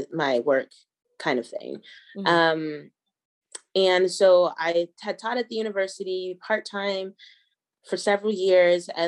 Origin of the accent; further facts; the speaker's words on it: Georgia, United States; also born or lived in Kentucky; now in Denver, United States; So I'm a black American. My father's military. So I grew up in the South in Georgia and Kentucky but my roots and my family are from Denver.